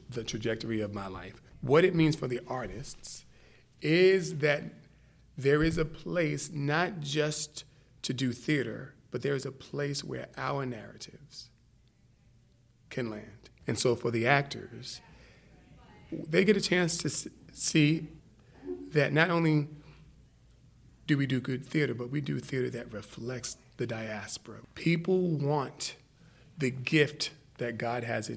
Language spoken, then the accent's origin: English; New York, United States; I grew up in New York